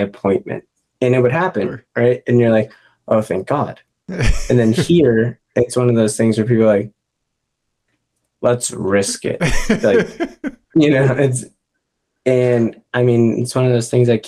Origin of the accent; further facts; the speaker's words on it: Boston, Massachusetts, United States; moved away; I'm from Boston originally.